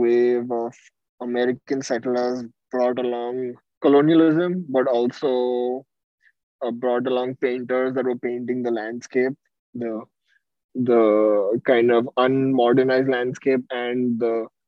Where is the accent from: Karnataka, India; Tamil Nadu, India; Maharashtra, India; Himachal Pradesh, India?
Maharashtra, India; Mumbai; moved away as an adult; now in San Francisco, United States; I am originally from Mumbai, India, where I lived for 20 years